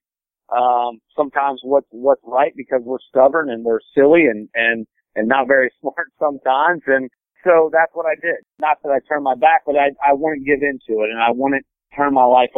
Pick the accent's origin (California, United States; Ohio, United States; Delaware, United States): Ohio, United States; Cincinnati; also born or lived in Indiana; I was born in Indiana, grew up outside of Cincinnati, Ohio